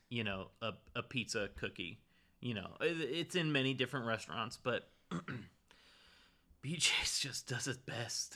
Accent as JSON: {"language": "English", "region": "California", "country": "United States", "tie": "born or raised there", "said": "I grew up in California"}